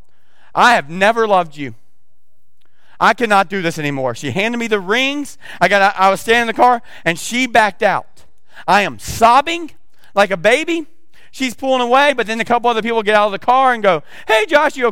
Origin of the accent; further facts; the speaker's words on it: the South, United States; accent: southern; I got my southern accent coming